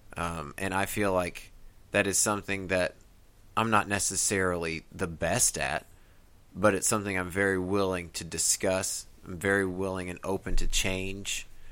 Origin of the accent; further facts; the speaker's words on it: Midwest, United States; now in Tennessee, United States; growing up in the Midwest and coming here to the mountains